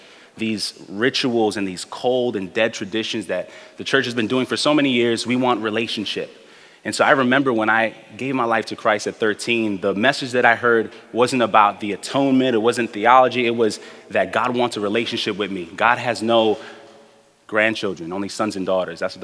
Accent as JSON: {"language": "English", "town": "New York City", "region": "New York", "country": "United States", "tie": "born or raised there", "said": "I'm also a representative of the native Brooklynites in our community. I grew up in the Midwood neighborhood of Brooklyn on Ocean Avenue and Avenue Y."}